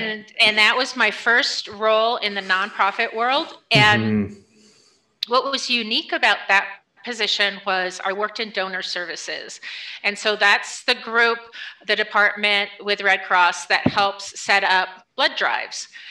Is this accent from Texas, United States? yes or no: no; New Paltz, New York, United States; So I grew up in a small town uh, in upstate New York called okay. New Paltz.